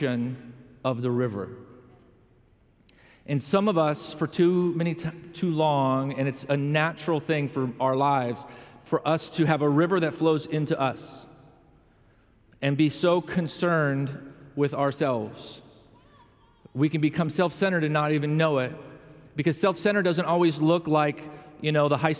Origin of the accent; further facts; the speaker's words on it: Chicago, Illinois, United States; moved away; I come from the Chicago area